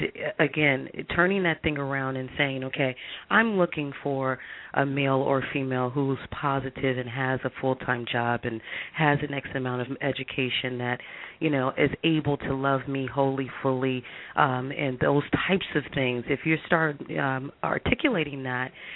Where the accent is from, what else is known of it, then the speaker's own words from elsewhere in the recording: Chicago, Illinois, United States; now in Los Angeles, United States; I'm originally from Chicago. I live in Los Angeles